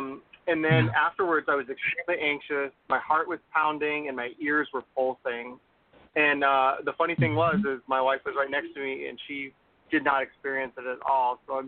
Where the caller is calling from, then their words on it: Texas, United States; from Texas.